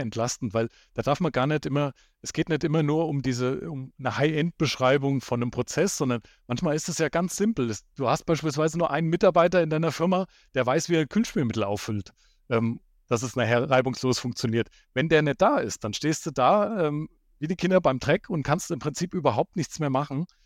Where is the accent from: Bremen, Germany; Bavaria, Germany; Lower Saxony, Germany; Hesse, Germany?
Hesse, Germany; also born or lived in Baden-Württemberg; Fünf Jahre habe ich dann in Hessen, wo ich herkomme, ähm, als Anwendungstechniker gearbeitet